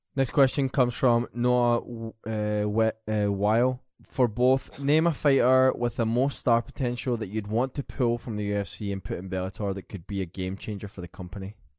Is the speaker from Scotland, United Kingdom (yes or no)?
yes; Glasgow, Scotland, United Kingdom; born or raised there